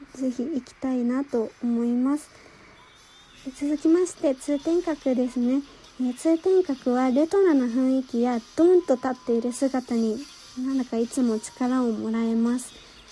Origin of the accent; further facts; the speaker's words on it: Saitama, Japan; 生まれも育ちも埼玉